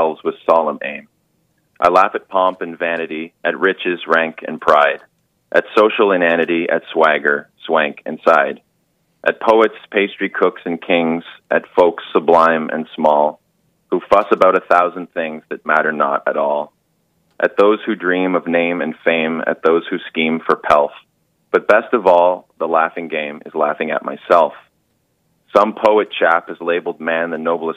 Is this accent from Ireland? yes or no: no; Canada; I'm Canadian